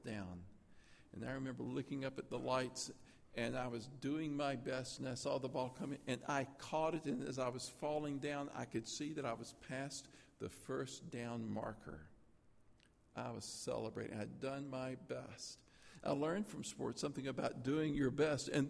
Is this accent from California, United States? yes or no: no; Tennessee, United States; I grew up in Tennessee